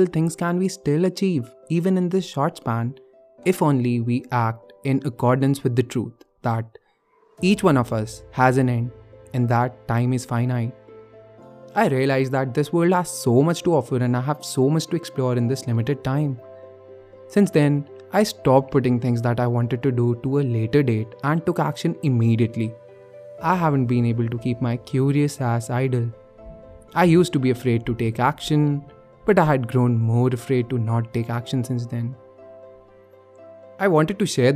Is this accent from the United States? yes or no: no; Bhopal, Madhya Pradesh, India; moved away as an adult; now in Delhi, India; I came to Bhopal, my hometown